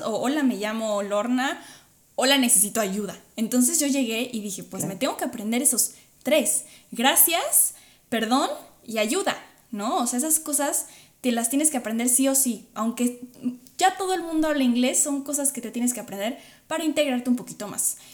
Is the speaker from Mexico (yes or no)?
yes; Mexico; moved away; los mexicanos puedo hablar desde los mexicanos